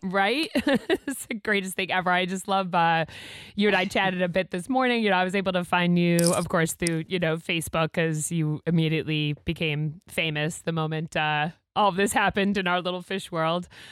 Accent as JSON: {"language": "English", "region": "Massachusetts", "country": "United States", "moved": "yes", "lives_now": "Maine, United States", "said": "I'm a transplant myself. I'm from Mass"}